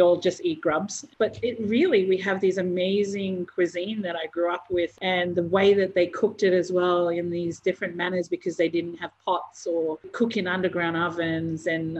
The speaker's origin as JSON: {"language": "English", "area": "Torres Strait", "region": "Queensland", "country": "Australia", "tie": "born or raised there", "moved": "yes", "said": "Growing up on tropical islands, like in the Torres Strait"}